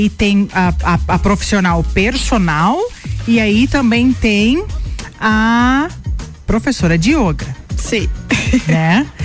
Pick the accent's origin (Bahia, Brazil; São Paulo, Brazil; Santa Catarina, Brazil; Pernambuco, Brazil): Santa Catarina, Brazil; Lages; Sim, sou natural de Lages. Sempre morou aqui? Sempre morei aqui.